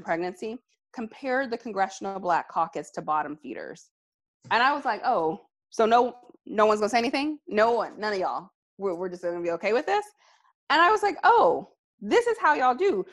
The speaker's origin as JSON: {"language": "English", "region": "Alabama", "country": "United States", "tie": "born or raised there", "said": "my home state of Alabama"}